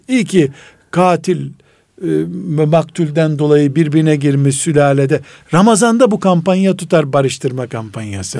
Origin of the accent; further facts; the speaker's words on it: Black Sea Region, Turkey; ben Karadeniz adamıyım